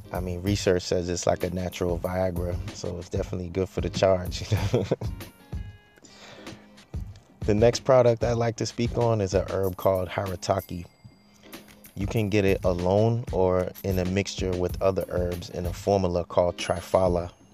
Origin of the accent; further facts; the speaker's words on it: Boston, Massachusetts, United States; I grew up in Boston, mainly grew up in the rougher parts